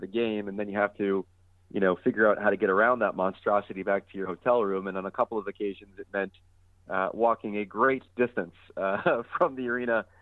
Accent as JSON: {"language": "English", "region": "New York", "country": "United States", "said": "I'm a New Yorker."}